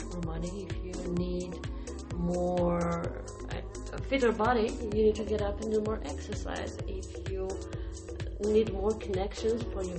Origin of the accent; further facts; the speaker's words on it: Ukraine; English is a second language; moved away; I'm from Ukraine